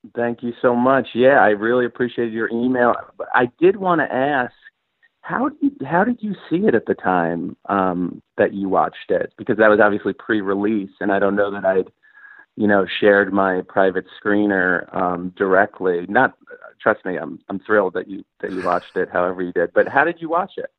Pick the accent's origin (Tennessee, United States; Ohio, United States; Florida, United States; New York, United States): New York, United States; Bethpage; we grew up in Bethpage